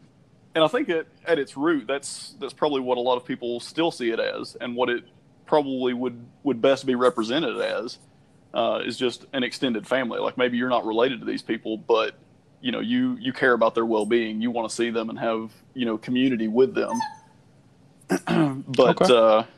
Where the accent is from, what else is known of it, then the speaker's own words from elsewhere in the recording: the South, United States; growing up in the South, you know, my family were Baptist, and that's predominant around where I'm at right now.